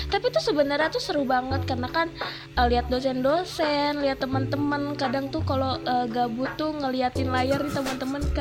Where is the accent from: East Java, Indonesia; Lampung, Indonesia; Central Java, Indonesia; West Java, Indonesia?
West Java, Indonesia; Bekasi; jadi waktu aku kan dari Bekasi nih ya